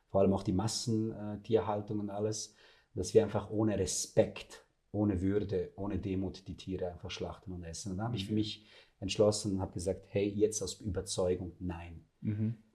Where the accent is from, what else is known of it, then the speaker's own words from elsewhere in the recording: Serbia; Ich komme aus dem Balkan, ja. aus Serbien, also wir sind Fleischfresser, ja.